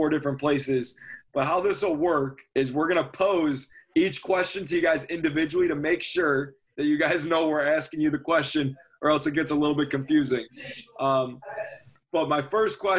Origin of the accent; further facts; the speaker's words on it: Illinois, United States; we're also from Illinois? What part? North suburbs